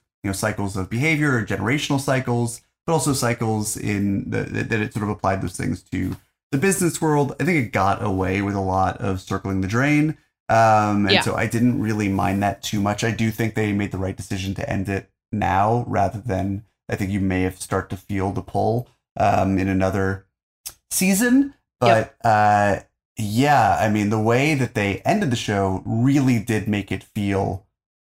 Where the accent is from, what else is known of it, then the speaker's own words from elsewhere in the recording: United States; as an American